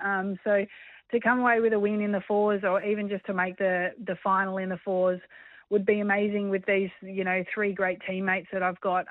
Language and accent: English; Australia; being Australian